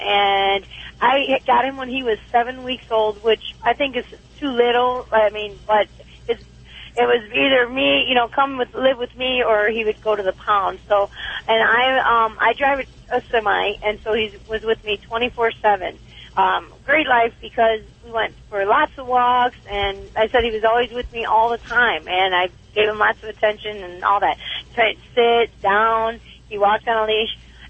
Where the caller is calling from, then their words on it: Arizona, United States; I'm calling from Arizona.